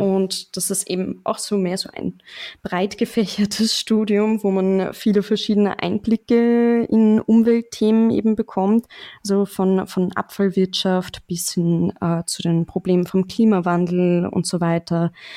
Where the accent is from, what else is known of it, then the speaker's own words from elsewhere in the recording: Mödling, Lower Austria, Austria; accent: leichter österreichischer Akzent; also born or lived in Straubing, Germany; now in Vienna, Austria; ich komme ursprünglich aus Mödling